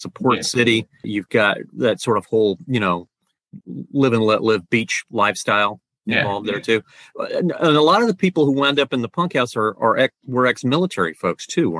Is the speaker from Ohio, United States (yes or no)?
no; Pensacola, Florida, United States; I'm from Pensacola